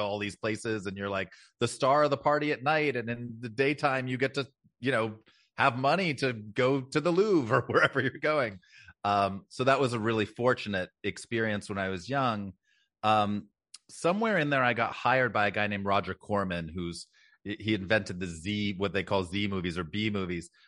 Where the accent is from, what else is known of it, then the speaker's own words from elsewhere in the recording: Los Angeles, California, United States; I born and raised in Los Angeles. I'm actually sixth generation Angelino